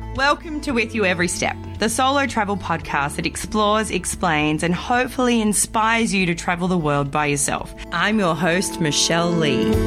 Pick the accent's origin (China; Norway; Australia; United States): Australia; I was born and raised in Australia